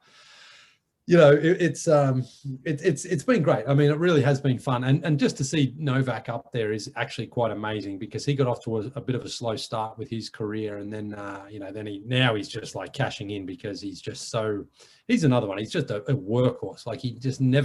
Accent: Melbourne, Victoria, Australia; also born or lived in Toronto, Canada; now in Atlanta, United States; growing up in Melbourne

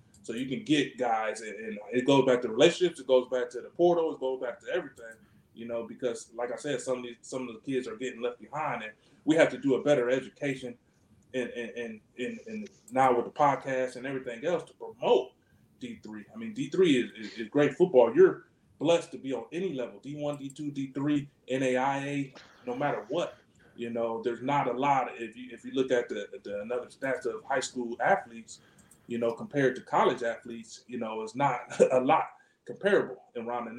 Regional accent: Cleveland, Ohio, United States; I'm from the Cleveland area, as far as where I went to school

